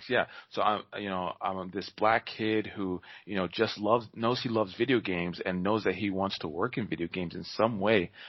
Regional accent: New York, United States; born there; I was born in New York, and I mean they knew I was black, but they didn't know I was born in New York

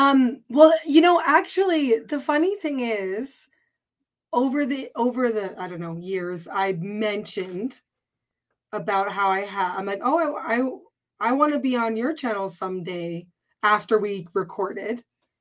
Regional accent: Canada; born there; I was, though. My mother's American.

